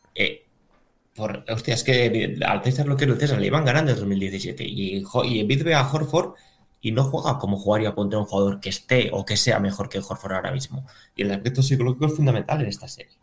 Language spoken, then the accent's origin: Spanish; León, Castile and León, Spain